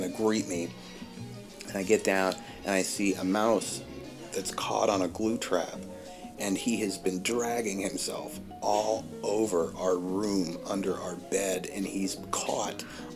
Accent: Virginia, United States; I grew up in Virginia

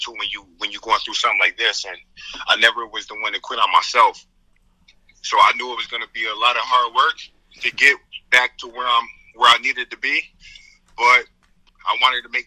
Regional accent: Syracuse, New York, United States; growing up in Syracuse, you know, really growing up, I really didn't have much in Syracuse

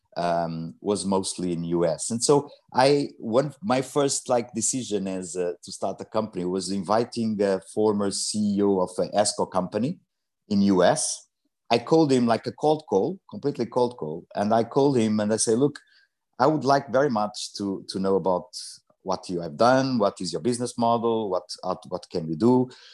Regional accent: Mozambique; also born or lived in Portugal; now in London, United Kingdom; I was born in Mozambique

